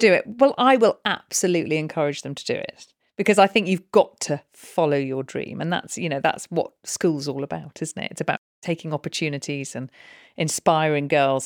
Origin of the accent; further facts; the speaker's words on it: Snowdonia, North Wales, United Kingdom; also born or lived in London; now in Newbury, United Kingdom; I was brought up in Snowdonia in North Wales.